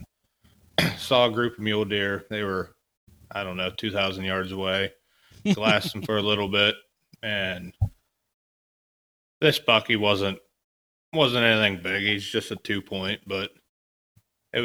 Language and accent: English; Pennsylvania, United States; Pennsylvania, my home state